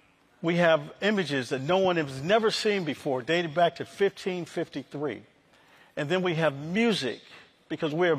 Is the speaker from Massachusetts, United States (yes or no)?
no; Rochester, New York, United States; I grew up in Rochester, New York, formerly Kodak's home, Xerox